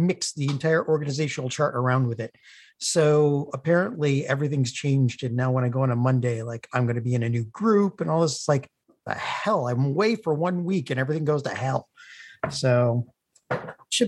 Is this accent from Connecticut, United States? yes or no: yes; Connecticut, United States; now in Pennsylvania, United States; I'm originally from Connecticut